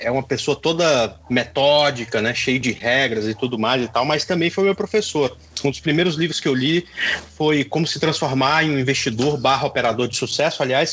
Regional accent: Goiânia, Goiás, Brazil; moved away as an adult; also born or lived in Tocantins; Eu sou goiano também, Paulo. Morei aí até 1995.

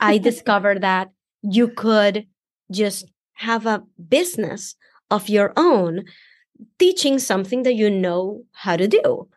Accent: Venezuela; English is a second language; moved away as an adult; now in United States; because I'm an immigrant. I came from Venezuela

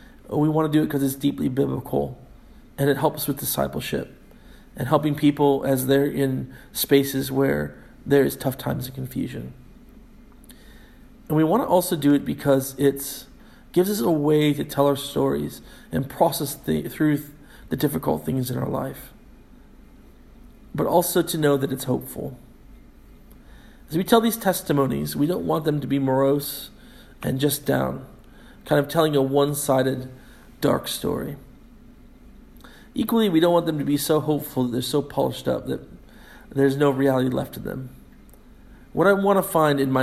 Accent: United States; moved away as an adult; now in Scotland, United Kingdom; me as an American

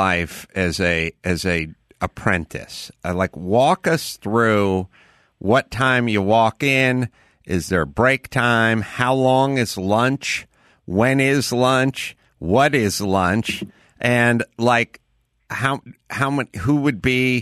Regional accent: Southern California, United States; I'm from Southern California

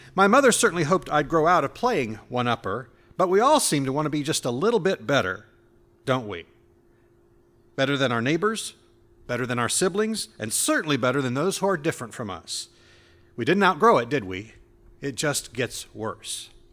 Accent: Indianapolis, Indiana, United States; moved away; I grew up in Indianapolis

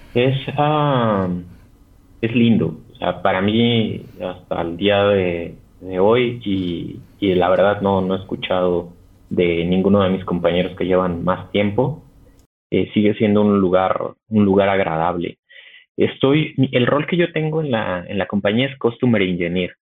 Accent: Mexico City, Mexico; soy mexicano y vivo en la Ciudad de, de, México. Aquí estoy. Soy, soy capitalino de toda la vida.

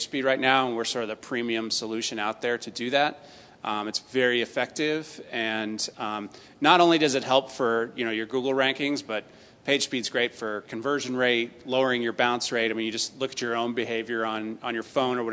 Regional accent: Boston, Massachusetts, United States; now in Park City, United States; I'm from the Boston area, so I'm a transplant

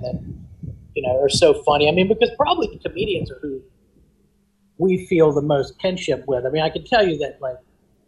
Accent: Richmond, Virginia, United States; we are from Richmond, Virginia

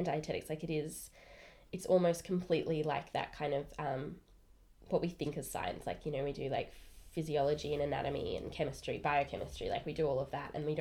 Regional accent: Melbourne, Victoria, Australia; I am from Melbourne

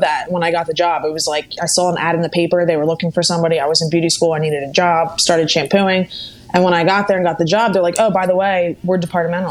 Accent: Bucks County, Pennsylvania, United States; first language Italian; English is a second language; I am from Pennsylvania, Bucks County, Pennsylvania. It's not too far from Philadelphia

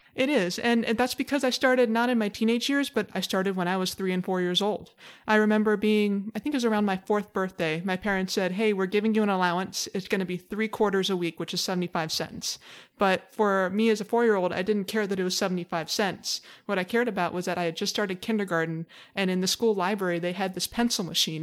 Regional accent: Honolulu, Hawaii, United States; I was born and raised in Hawaii. I grew up on the island of Oahu

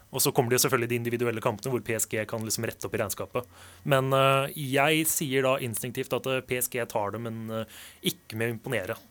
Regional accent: Portugal; som portugiser, som jeg er

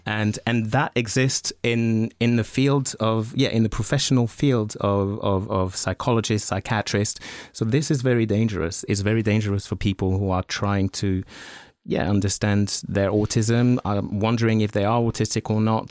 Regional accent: France; moved away; I grew up in France

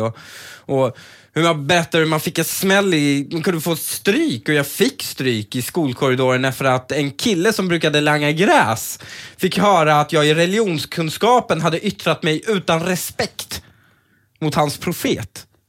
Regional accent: Stockholm, Stockholm County, Sweden; also born or lived in Upplands Väsby; när jag var uppväxt i Husby och de sociala klickarna även i Väsby

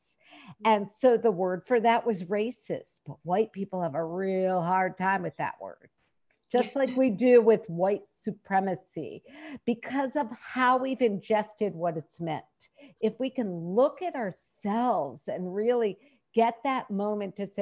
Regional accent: United States; from being an American, we have a very strong work ethic built into our culture

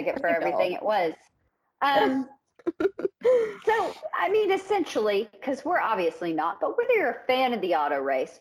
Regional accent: the South, United States; also born or lived in the Midwest; We're from the South

